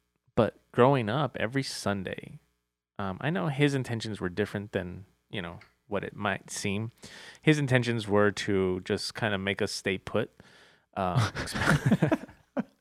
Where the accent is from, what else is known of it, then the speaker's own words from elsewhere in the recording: El Paso, Texas, United States; I'm from El Paso